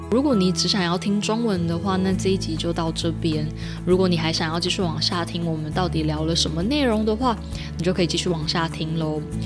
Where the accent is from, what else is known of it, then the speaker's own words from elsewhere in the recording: central Taiwan, Taiwan; 我是中部人，所以是Chaud